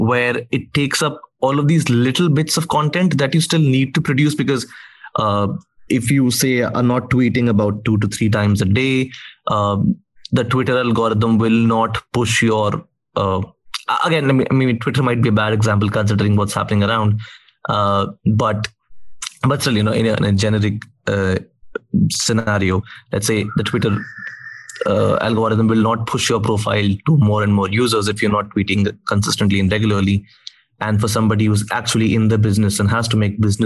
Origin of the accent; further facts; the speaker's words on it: India; I'm from India